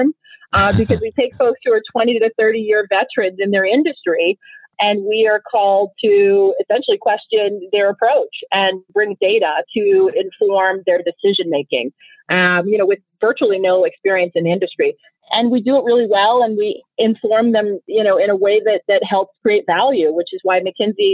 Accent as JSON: {"language": "English", "country": "Nigeria", "first_language": "Igbo", "second_language": "English", "moved": "yes", "said": "I'm originally from Nigeria. And I've always loved languages, and I speak my native tongue, which is Igbo"}